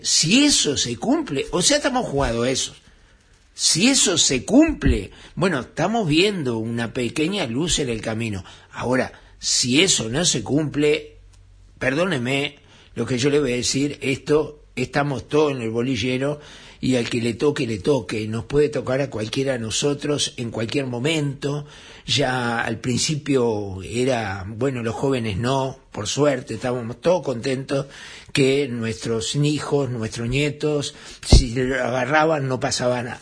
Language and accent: Spanish; Uruguay